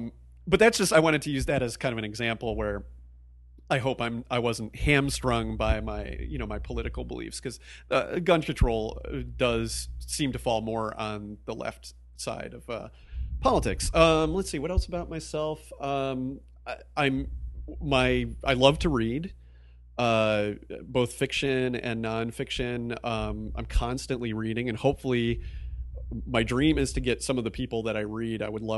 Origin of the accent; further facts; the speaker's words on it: East Coast, United States; also born or lived in Midwest, United States; I grew up in the Midwest and the East Coast. I kind of consider myself an East Coaster.